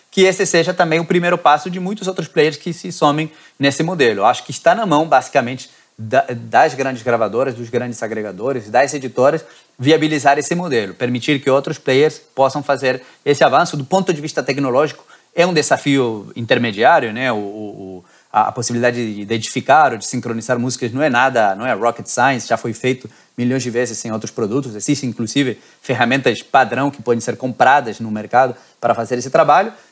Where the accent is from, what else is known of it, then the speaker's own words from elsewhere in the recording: Argentina; now in Rio de Janeiro, Brazil; eu que sou argentino